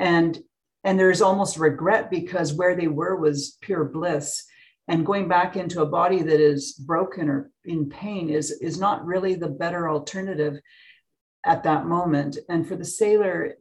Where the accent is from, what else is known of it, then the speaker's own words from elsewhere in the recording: Edmonton, Alberta, Canada; I'm from Edmonton as well